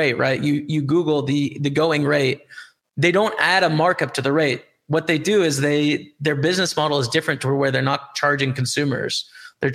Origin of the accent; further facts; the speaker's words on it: Canada; As a Canadian, right? I use Canadian dollars